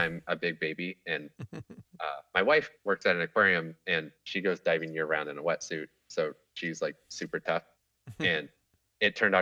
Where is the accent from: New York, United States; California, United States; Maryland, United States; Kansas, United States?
Kansas, United States; now in Seattle, United States; growing up in Kansas